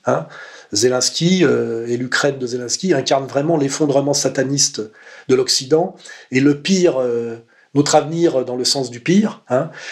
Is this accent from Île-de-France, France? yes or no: yes; Paris suburbs, Île-de-France, France; also born or lived in Savoie; Arrivé très tôt en banlieue parisienne. Donc moi, mon univers d'enfance, puisque j'y ai passé mes dix premières années